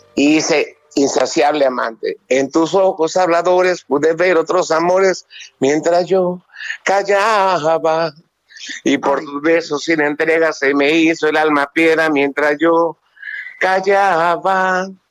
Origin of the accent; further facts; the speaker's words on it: Mexico; nosotros como mexicanos